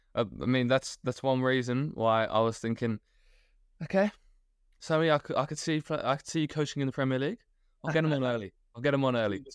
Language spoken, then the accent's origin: English; Australia; as an Australian